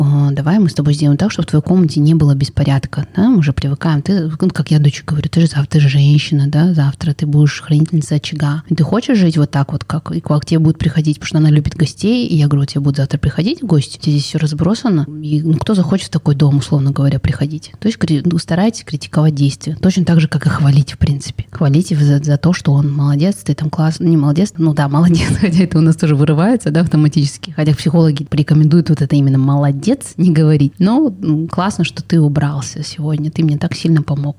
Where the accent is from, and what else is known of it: Kazakhstan